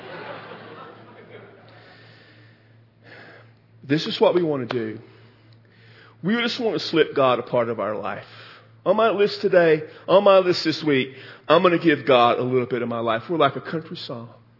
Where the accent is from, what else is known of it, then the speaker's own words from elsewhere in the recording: Texas, United States; I'm from Texas.